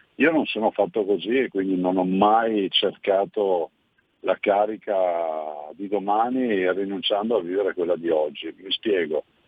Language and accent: Italian; Veneto, Italy; siamo a cinque milioni di veneti, quindi abbiamo conosciuto una grande diaspora migratoria come Veneto